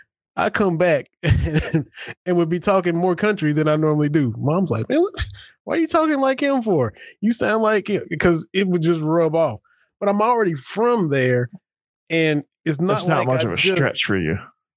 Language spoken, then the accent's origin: English; Kentucky, United States; accent: Kentucky; They were still making fun of my Kentucky accent.